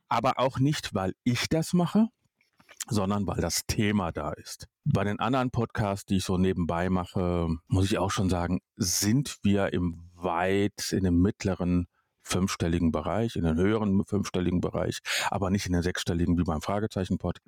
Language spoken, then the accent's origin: German; Duisburg, North Rhine-Westphalia, Germany; ich bin in Duisburg groß geworden